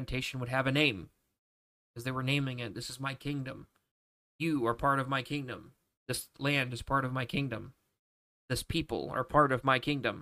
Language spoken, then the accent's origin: English; Mississippi, United States; I'm from Mississippi. Mississippi is the name of my country